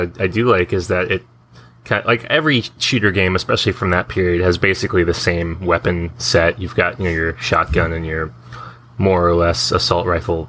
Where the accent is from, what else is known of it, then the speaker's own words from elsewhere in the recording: United States; I'm American